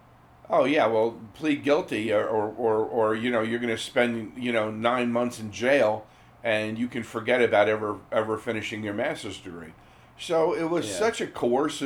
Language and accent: English; New Jersey, United States; we're from New Jersey.